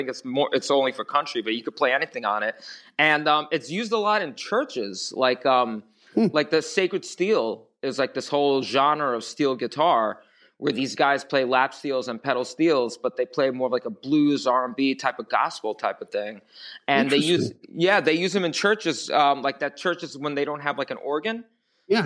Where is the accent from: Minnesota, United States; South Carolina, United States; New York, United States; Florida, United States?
New York, United States; New York City; I was born and raised in New York